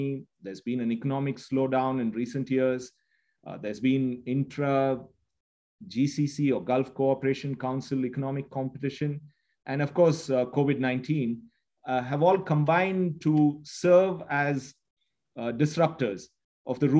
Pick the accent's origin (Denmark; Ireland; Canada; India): India; moved away as an adult; now in United Arab Emirates; I'm Indian at heart, but an Emirati in the mind.